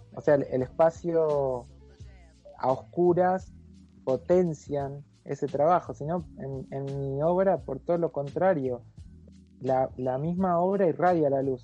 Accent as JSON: {"language": "Spanish", "town": "Mercedes", "region": "Buenos Aires Province", "country": "Argentina", "tie": "born or raised there", "said": "el centro polivalente de arte que había en la ciudad de Mercedes, donde yo nací"}